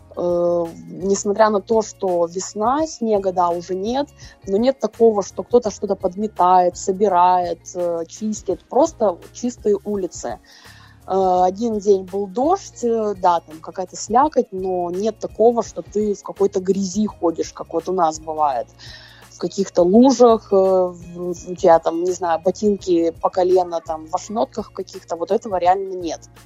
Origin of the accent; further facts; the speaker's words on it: Krasnoyarsk, Krasnoyarsk Krai, Russia; и я, и она из Красноярска